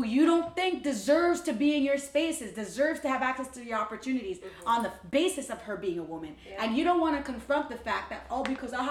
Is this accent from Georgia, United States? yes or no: no; New York City, New York, United States; I love the Bronx. I'm from the Bronx.